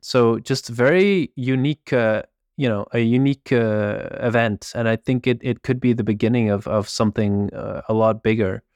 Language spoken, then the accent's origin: English; Belgium; I grew up in Belgium